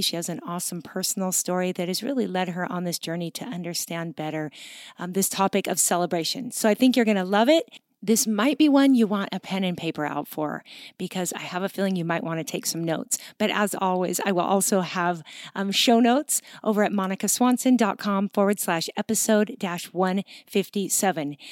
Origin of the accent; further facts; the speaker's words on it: Pacific Northwest, Seattle area, Washington, United States; moved away; We're both from the Pacific Northwest, the Seattle